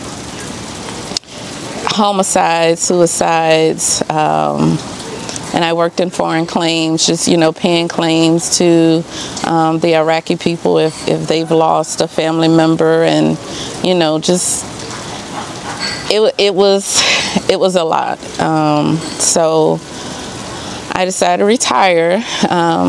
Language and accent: English; Baton Rouge, Louisiana, United States; moved away as an adult; also born or lived in Texas / Dallas; now in Kempner, United States; I'm originally from Baton Rouge, Louisiana